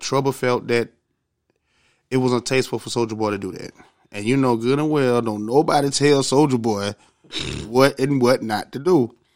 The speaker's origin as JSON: {"language": "English", "region": "Georgia", "country": "United States", "said": "I'm from Georgia"}